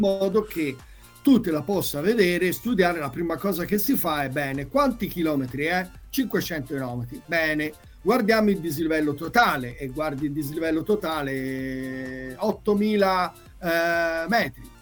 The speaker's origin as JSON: {"language": "Italian", "region": "Tuscany", "country": "Italy", "said": "qui in Toscana, ecco, perché sono toscano"}